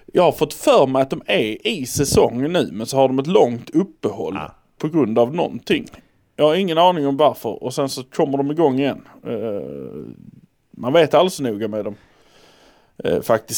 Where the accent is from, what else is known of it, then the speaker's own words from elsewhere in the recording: Malmö, Skåne, Sweden; vi är från Malmö